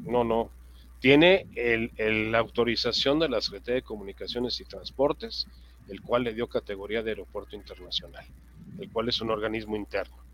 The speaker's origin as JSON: {"language": "Spanish", "country": "Mexico"}